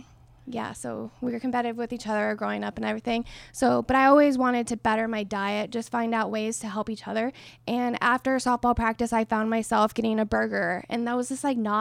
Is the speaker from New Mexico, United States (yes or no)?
yes; New Mexico, United States; I'm from New Mexico. I played at a D2 Western New Mexico University.